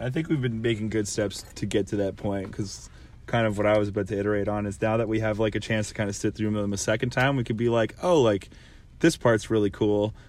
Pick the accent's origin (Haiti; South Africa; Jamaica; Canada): Canada; Being a Canadian band